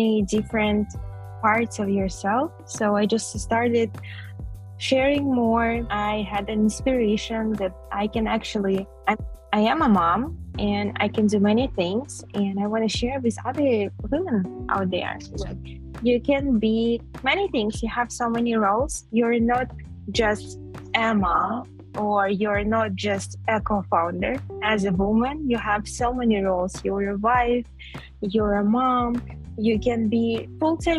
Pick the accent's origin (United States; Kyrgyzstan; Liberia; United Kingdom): Kyrgyzstan; I'm from Kyrgyzstan